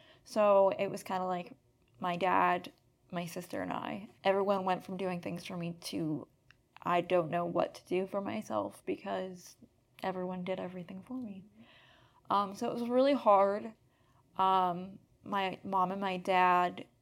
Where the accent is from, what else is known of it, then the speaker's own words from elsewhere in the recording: Erie, Pennsylvania, United States; I'm from Erie, Pennsylvania